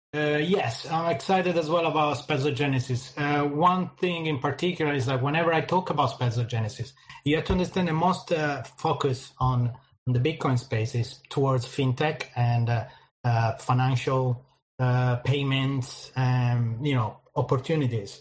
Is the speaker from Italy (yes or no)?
yes; Italy; moved away as an adult; now in London, United Kingdom; Then I moved from Italy. I'm originally Italian. I moved from Italy to London, in the UK